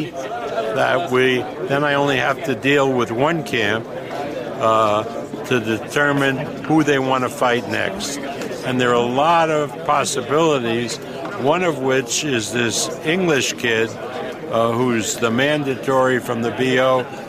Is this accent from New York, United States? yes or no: yes; New York, United States; I'm a New Yorker.